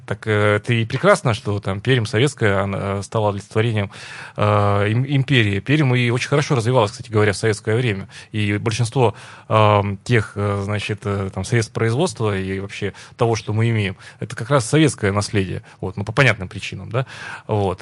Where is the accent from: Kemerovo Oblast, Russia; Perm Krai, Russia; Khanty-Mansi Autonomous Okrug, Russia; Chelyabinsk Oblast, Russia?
Perm Krai, Russia; Perm; Лично я, как пермяк